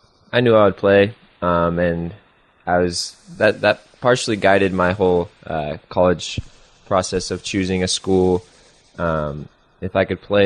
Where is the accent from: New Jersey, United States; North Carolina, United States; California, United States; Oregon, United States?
Oregon, United States; Silverton; moved away as an adult; I grew up in Silverton, Oregon, which is a small town outside of Salem